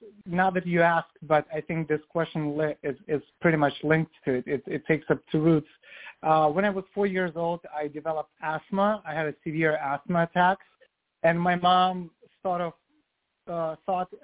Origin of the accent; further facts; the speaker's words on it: Vladivostok, Primorsky Krai, Russia; moved away as an adult; now in New York City, United States; I was born in Soviet Union in 1987. I'm 35 now, and then raised in Russia, in Vladivostok, which is Asian part of Russia